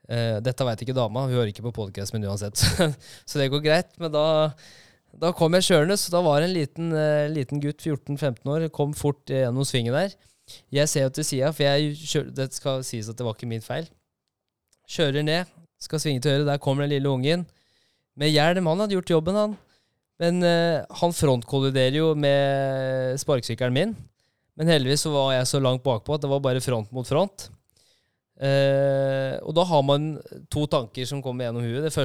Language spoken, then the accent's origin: Norwegian; Halden, Østfold, Norway; er fra Halden nå, vet du.